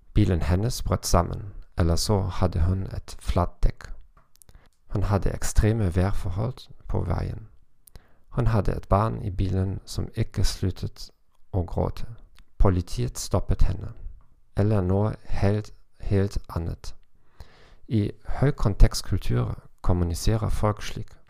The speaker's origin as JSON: {"language": "Norwegian", "country": "Germany", "second_language": "Norwegian", "said": "som tysker og fra en lav kontekstkultur"}